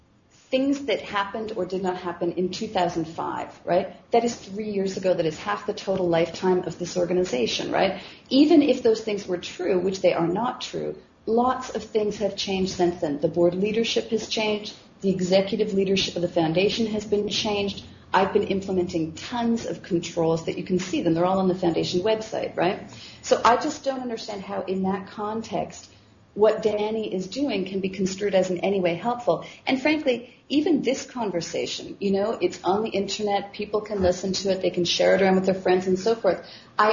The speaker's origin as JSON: {"language": "English", "country": "Canada", "said": "I am Canadian"}